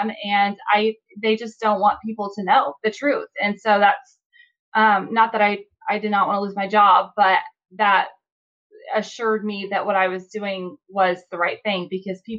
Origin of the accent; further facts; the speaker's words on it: Indiana, United States; I'm from Indiana